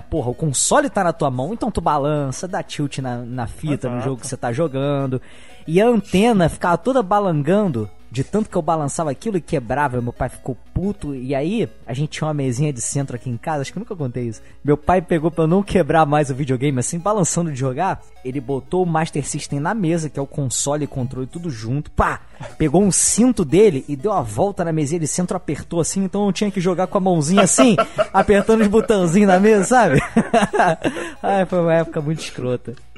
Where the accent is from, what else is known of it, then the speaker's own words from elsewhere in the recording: Rio de Janeiro, Brazil; eu sou da, da capital mesmo, Rio de Janeiro. Morei primeiro na, no bairro aqui da Zona Norte, Vila da Penha